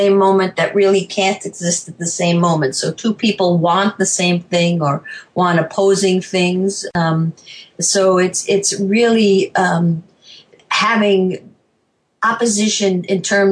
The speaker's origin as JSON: {"language": "English", "region": "New York", "country": "United States", "also_born_or_lived": "Chicago, Illinois / Tucson, Arizona", "moved": "as an adult", "lives_now": "Savannah, United States", "said": "I'm originally a New Yorker"}